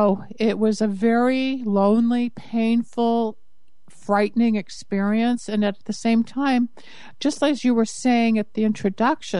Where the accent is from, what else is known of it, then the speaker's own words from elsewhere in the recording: Los Angeles, California, United States; also born or lived in Michigan; I grew up here in Los Angeles, California, which is where I'm based